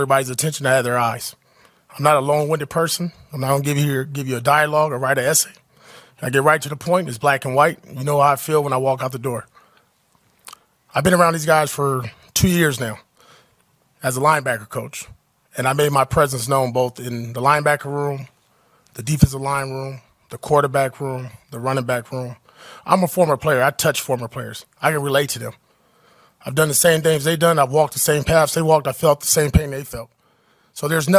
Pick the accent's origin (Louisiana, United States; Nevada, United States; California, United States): California, United States; Compton; I grew up in Compton, California